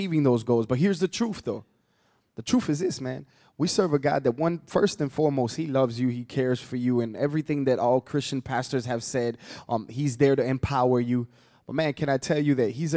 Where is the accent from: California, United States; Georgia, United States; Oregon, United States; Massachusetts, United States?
Georgia, United States; Atlanta; I'm from Atlanta